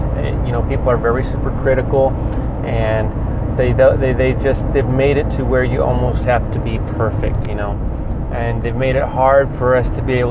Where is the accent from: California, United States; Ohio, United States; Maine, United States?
California, United States; Santa Cruz County; I came from Santa Cruz County